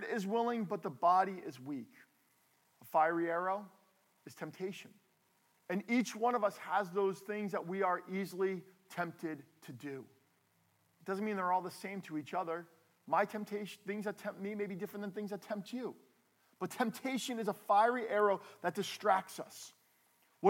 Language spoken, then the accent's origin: English; New Jersey, United States; We are from New Jersey. We are from the Northeast.